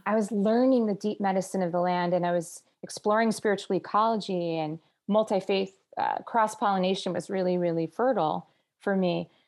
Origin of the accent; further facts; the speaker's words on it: New Jersey, United States; also born or lived in Israel / Palestine; now in Los Angeles, United States; I was born in New Jersey on the East Coast